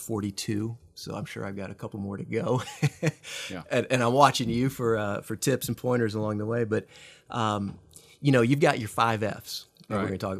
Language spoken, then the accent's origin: English; Midwest, United States; now in Texas, United States; But I grew up in the Midwest, so not a native Texan. Got here as fast as I could, I think, as the bumper sticker goes.